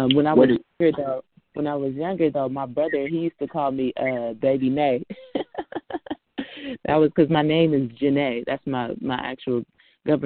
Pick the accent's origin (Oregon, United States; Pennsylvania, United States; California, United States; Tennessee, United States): California, United States; Richmond; I'm from Richmond, Rich City, California.